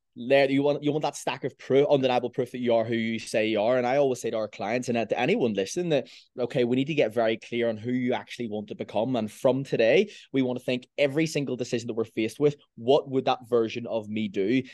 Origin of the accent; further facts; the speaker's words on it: Belfast, Northern Ireland, United Kingdom; I'm from Belfast.